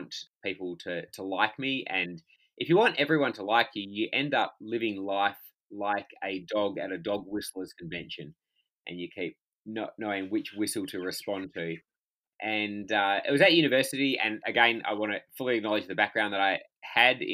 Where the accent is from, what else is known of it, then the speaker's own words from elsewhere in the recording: Perth, Western Australia, Australia; also born or lived in Albany, Western Australia; I'm talking to you from Perth in Western Australia, which is home. And I was born in Albany, which is about 400 kilometres south of here. And my parents still live down there, but we did high school and university up here